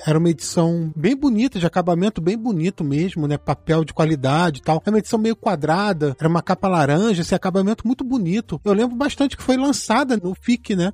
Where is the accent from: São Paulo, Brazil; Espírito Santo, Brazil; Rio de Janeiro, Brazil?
Rio de Janeiro, Brazil; Petrópolis; Eu sou de Petrópolis, interior do Rio